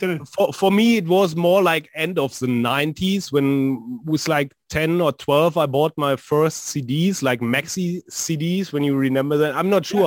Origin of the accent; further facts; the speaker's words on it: North Rhine-Westphalia, Germany; And here in uh, in Dortmund, which is a city also here in NRW